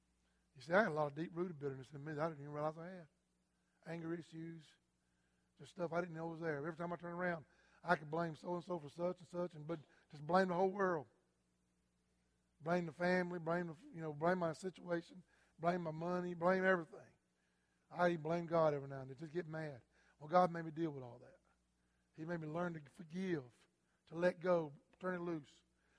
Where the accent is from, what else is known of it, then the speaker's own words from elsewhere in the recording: South Carolina, United States; I'm from South Carolina.